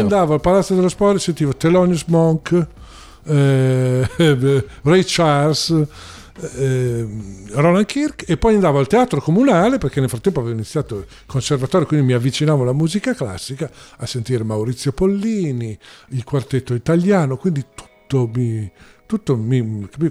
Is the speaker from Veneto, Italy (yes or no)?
no; Porretta Terme, Emilia-Romagna, Italy; also born or lived in Rome; la mia adolescenza, i momenti più importanti, formativi della mia vita sono, eh, stati a Porretta Terme.